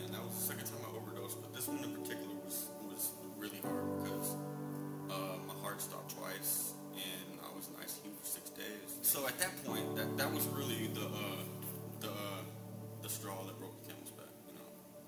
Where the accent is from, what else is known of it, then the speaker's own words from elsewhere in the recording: Franklin, North Carolina, United States; also born or lived in Okinawa / Hawaii; 27 years old. I'm originally from Franklin, North Carolina.